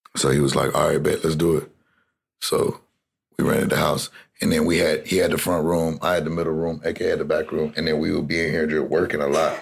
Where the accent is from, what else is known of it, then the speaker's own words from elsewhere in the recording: Corpus Christi, Texas, United States; also born or lived in Kingsville, Texas / Austin, Texas / Rio Grande Valley, Texas; I'm from Texas. I'm from South mm-hmm. Texas. I grew up in. I was born in Kingsville. Then I grew up in Corpus Christi, and I went to high school in Austin, and I lived the rest of the time in the Rio Grande Valley